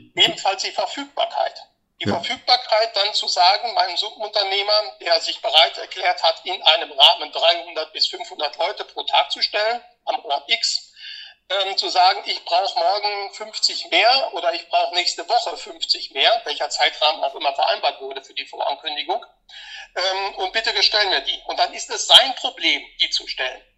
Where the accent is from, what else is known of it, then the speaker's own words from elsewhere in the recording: Munich, Bavaria, Germany; hier bei uns in München